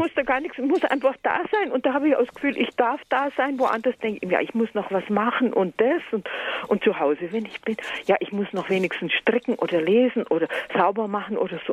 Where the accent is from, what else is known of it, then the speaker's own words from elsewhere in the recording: Allgäu, Bavaria, Germany; now in Berlin, Germany; ich komme aus dem Allgäu und deswegen sage ich ja lieber Grüß Gott